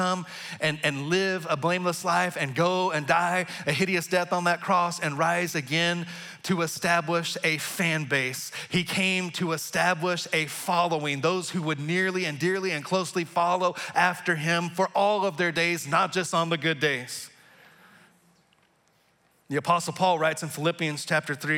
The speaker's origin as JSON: {"language": "English", "region": "Texas", "country": "United States", "tie": "born or raised there", "moved": "as an adult", "lives_now": "Kansas City area, United States", "said": "my home state of Texas"}